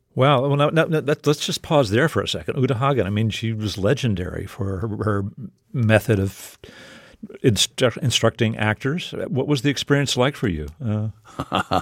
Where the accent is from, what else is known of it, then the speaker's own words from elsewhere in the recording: South Texas, United States; I grew up in South Texas